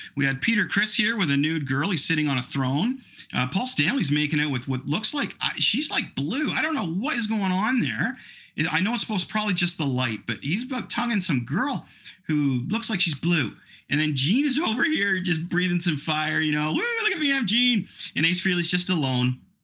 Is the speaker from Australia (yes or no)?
no; Canada; I'm I'm Canadian